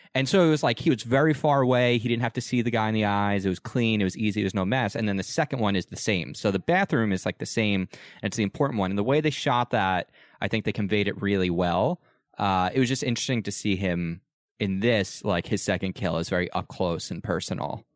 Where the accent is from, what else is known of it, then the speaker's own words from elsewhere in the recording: United States; as an American